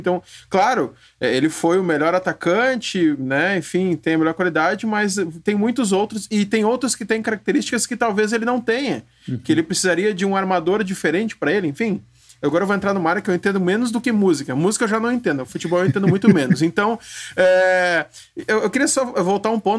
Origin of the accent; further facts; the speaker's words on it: Rio Grande do Sul, Brazil; Eu sou do Rio Grande do Sul também